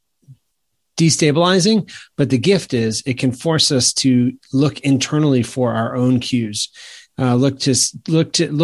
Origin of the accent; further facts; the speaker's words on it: Maine, United States; now in South Carolina, United States; I grew up in Maine.